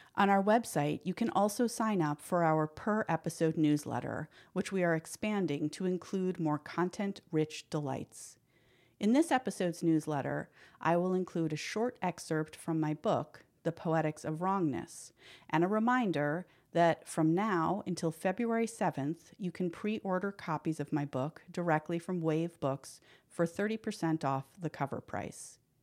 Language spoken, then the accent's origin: English; New York City, New York, United States; I grew up in the West Village.